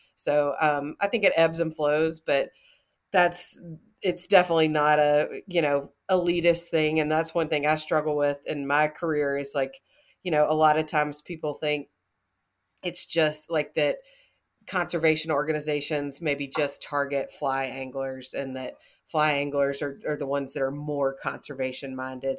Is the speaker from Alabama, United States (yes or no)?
yes; North Alabama, United States; where I'm from is, um, in North Alabama